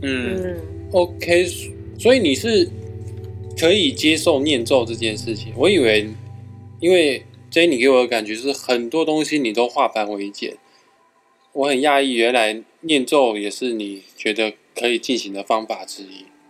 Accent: Taiwan; 都很不像是我们台湾人会取的书名，

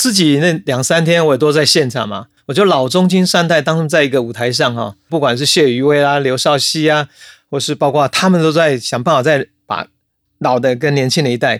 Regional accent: Taiwan; 就我一个人，我是一个闽南人，对不对？

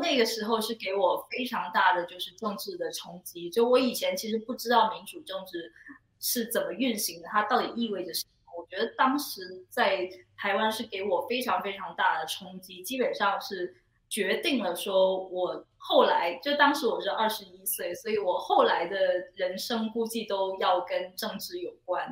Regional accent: Guangzhou, Guangdong, China; first language Cantonese; Chinese is a second language; moved away; 我是哦。一个，呃，广州人

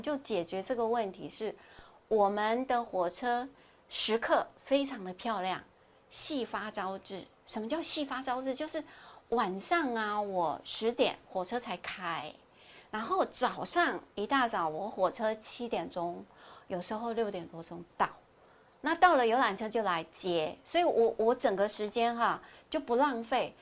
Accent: Taiwan; 我们台湾是属于亚热带国家，潮湿，每天流汗

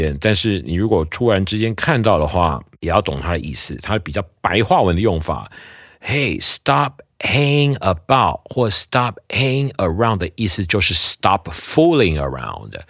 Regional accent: Taiwan; 我听过超多人这样讲的哈，就是我们台湾人讲他不是我的菜

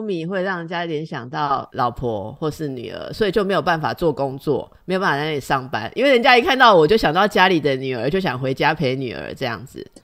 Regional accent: Taipei, Taiwan; 我也是这个老台北长大的

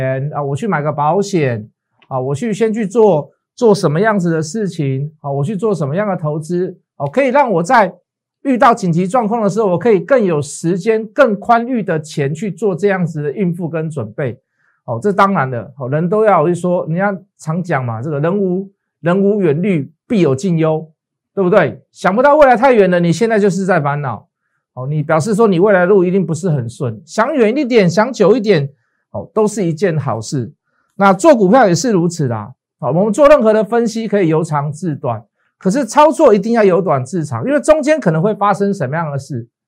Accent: Taiwan; born there; 但是很庆幸我们生在台湾呐，哦，这个把我们的这个这个病毒啊拒于国门之外

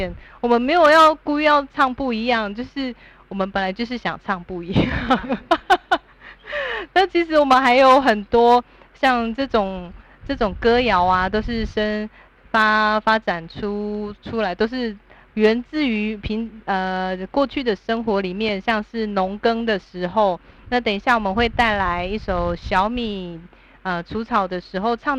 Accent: Taitung County, Taiwan; 那大家知道我们是哪里来的吗？我们是台东的什么族？哦，答对了，我们是台东的阿美族，是来自于马兰部落。

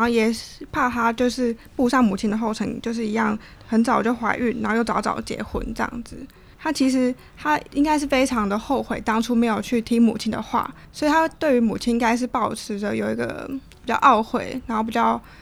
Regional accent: Taiwan; 我们台湾人平常吃的那个蛙贵

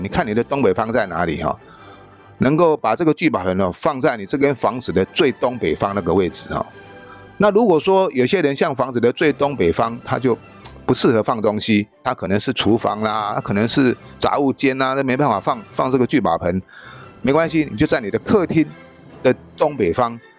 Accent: Taiwan; 就差不多我们台湾人一般人住的一个大房间而已哈

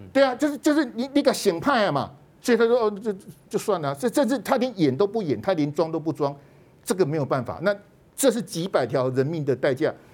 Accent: Taiwan; 我们台湾人的素质很好

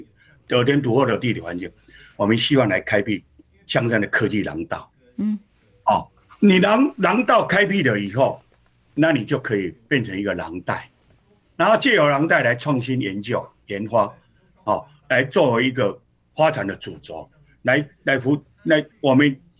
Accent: Hsinchu, Taiwan; 我想我我们提名以后，我对自己就要求我我们新竹人是很善良的，我们应该要怎么做让市民有感受？

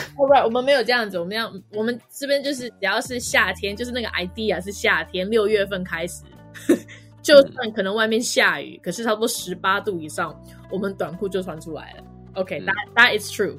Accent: California, United States; also born or lived in Taiwan; now in London, United Kingdom; 我在加州长大的

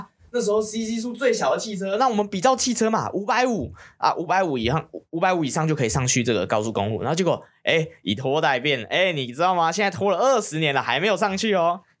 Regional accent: Taiwan; born there; 我到底犯了什么孽？我会出？我会出生在这个地方？

